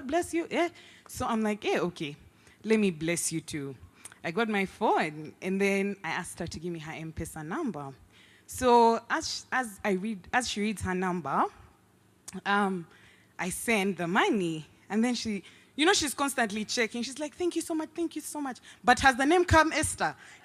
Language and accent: English; Uganda; now in Nairobi, Kenya; I'm from Uganda.